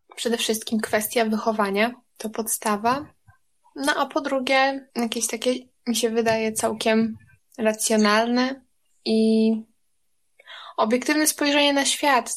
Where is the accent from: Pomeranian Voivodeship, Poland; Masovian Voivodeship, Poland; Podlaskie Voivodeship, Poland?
Podlaskie Voivodeship, Poland; jestem niziołkiem, zielarzem z Podlasia